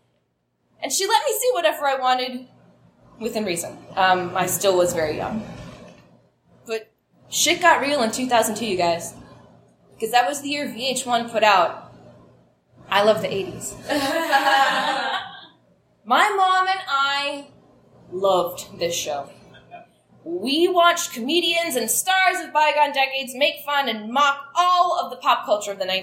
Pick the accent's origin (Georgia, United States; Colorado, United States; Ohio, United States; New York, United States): Ohio, United States; now in Chicago, United States; I am from Ohio, and I have several family members